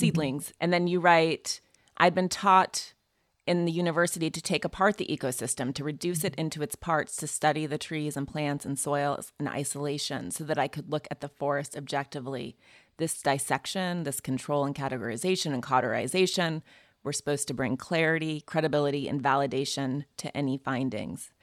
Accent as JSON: {"language": "English", "region": "Montana", "country": "United States", "said": "I'm from Montana"}